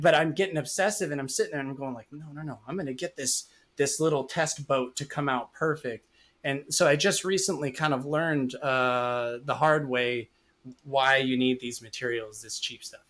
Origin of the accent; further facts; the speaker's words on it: Madera, California, United States; back in my hometown of Madera, California